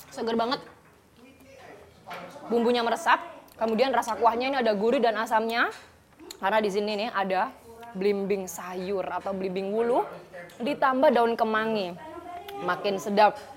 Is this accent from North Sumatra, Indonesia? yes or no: yes; Medan, North Sumatra, Indonesia; Jadi saya kan dari Medan, setiap kunjungan pasti makan ke sini.